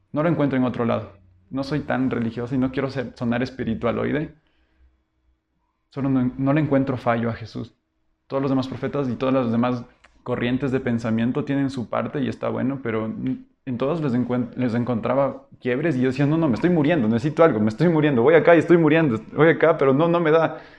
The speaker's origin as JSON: {"language": "Spanish", "town": "Quito", "region": "Pichincha", "country": "Ecuador", "also_born_or_lived": "Loja", "said": "Todos somos quiteños y en ese momento todos debían volver a Quito."}